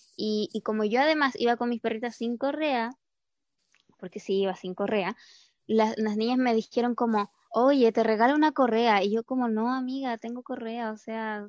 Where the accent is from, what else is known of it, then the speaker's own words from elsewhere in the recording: Pitrufquén, Araucanía, Chile; now in Santiago, Chile; yo en el verano me voy a Pitrufquén, a mi pueblo